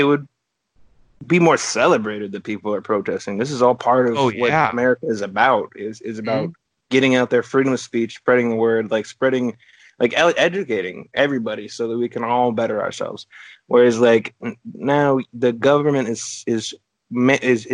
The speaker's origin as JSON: {"language": "English", "region": "Oregon", "country": "United States", "said": "I come from Oregon, which is, like, traditionally democratic, liberal"}